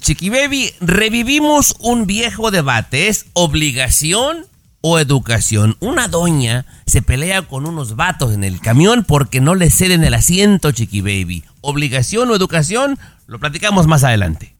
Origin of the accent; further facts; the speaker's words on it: Mexico; mi opinión como mexicano